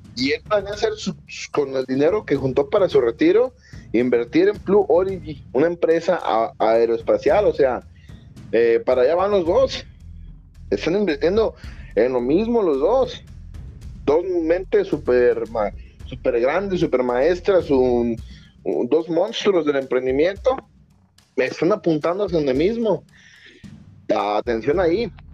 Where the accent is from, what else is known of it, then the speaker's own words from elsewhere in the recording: Mexico; yo soy mexicano